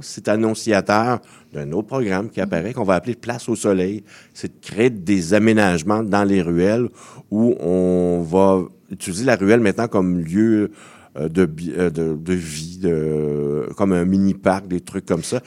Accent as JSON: {"language": "French", "town": "Montreal", "region": "Quebec", "country": "Canada", "tie": "born or raised there", "said": "je suis né à Montréal-Nord"}